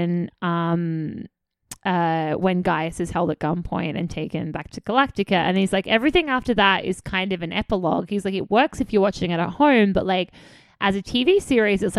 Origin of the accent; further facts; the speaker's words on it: Australia; I'm Australian